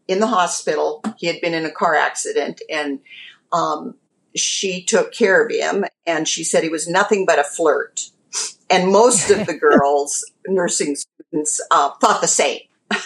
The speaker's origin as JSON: {"language": "English", "town": "Fort Benton", "region": "Montana", "country": "United States", "tie": "born or raised there", "lives_now": "Great Falls, United States", "said": "my father decided we should move into our hometown of Fort Benton, Montana"}